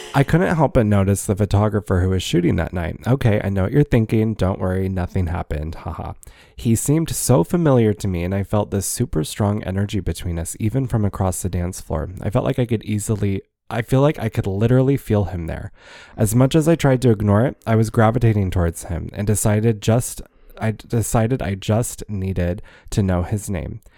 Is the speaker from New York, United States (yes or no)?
no; Ohio, United States; also born or lived in Fresno, California; raised in Ohio